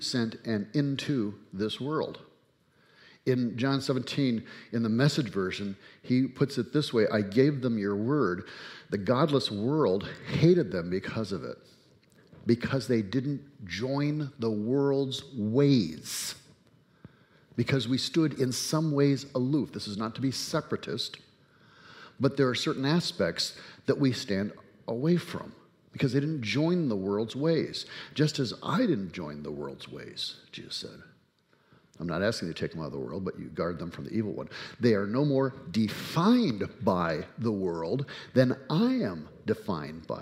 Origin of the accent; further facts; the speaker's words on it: United States; I am, in fact, an American